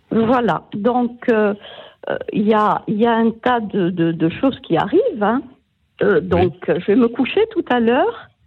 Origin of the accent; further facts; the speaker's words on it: Corsica, France; Oui, je suis corse.